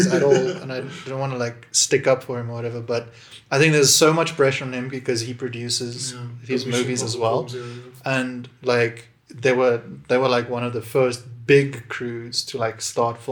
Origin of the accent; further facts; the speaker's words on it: Bloemfontein, Free State, South Africa; moved away; I grew up in Bloemfontein